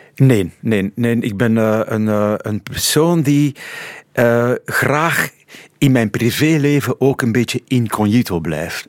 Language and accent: Dutch; Pajottenland, Flanders, Belgium; zijn mijn roots daar, mijn wortels liggen daar in het Pajottenland